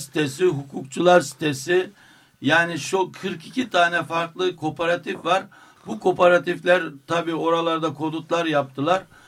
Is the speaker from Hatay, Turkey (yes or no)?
no; Derbent, Istanbul, Turkey; bizim dedelerimizin oraya kurduğu mahallede niçin bizim yaşama hakkımız olmasın